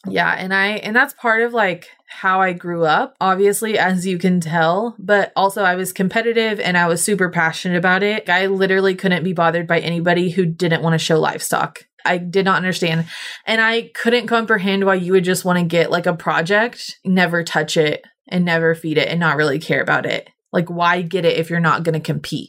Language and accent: English; Cushing, Oklahoma, United States; I grew up in Cushing, which hilariously is known as the pipeline crossroads